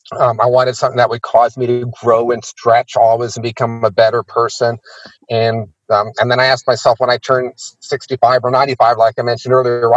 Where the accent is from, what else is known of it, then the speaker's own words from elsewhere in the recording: India; also born or lived in Pakistan; Is I was born in Pakistan and I grew up in India.